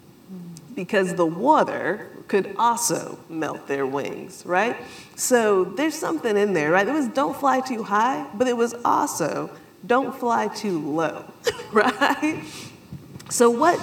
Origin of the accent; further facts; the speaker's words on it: South Carolina, United States; moved away; I grew up in South Carolina